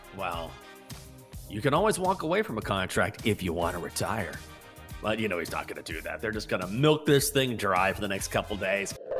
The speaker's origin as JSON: {"language": "English", "region": "Texas", "country": "United States", "said": "I'm from Texas. I grew up going to Rangers games"}